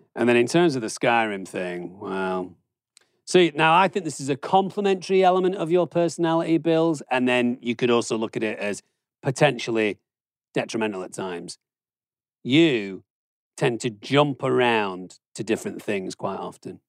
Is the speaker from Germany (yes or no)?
yes; Germany; now in United States; I grew up in Germany where they do centigrade, and then I had to move to the United States where they do Fahrenheit